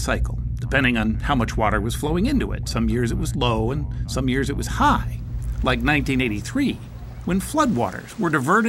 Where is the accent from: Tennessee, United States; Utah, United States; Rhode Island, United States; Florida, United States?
Utah, United States; Salt Lake City; I grew up in Salt Lake City.